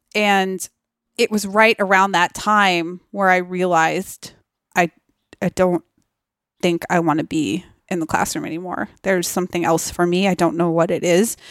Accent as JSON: {"language": "English", "region": "Massachusetts", "country": "United States", "tie": "born or raised there", "said": "growing up in Massachusetts"}